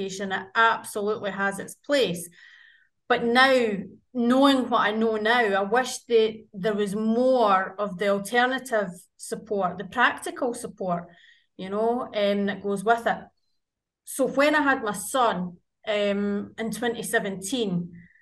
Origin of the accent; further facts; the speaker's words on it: Scotland, United Kingdom; I am very much Scottish